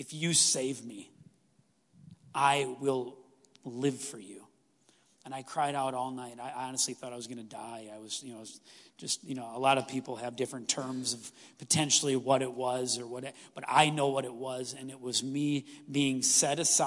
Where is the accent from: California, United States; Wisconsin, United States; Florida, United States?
Wisconsin, United States; Stevens Point; I grew up in Stevens Point.